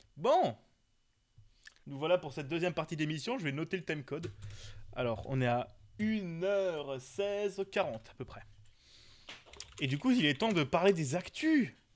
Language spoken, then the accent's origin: French; Alsace, Grand Est, France; Chez nous, euh, on est pas mal aussi. On est en Alsace